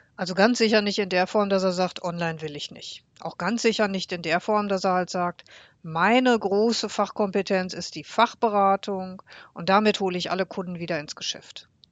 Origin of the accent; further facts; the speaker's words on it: Bocholt, North Rhine-Westphalia, Germany; Bocholt, meine Heimatstadt